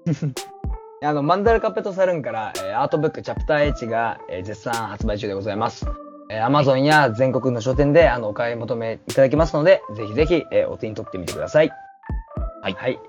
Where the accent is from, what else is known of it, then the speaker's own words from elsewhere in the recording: Kyushu, Japan; now in Tokyo, Japan; 同じ九州人の友達と飯食ってた時に、マジで、地元に帰りたいねって話をしてた